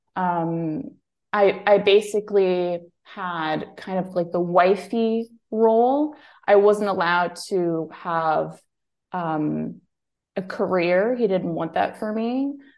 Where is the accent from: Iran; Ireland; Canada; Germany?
Germany; moved away as an adult; also born or lived in Greece; I was born and raised in Germany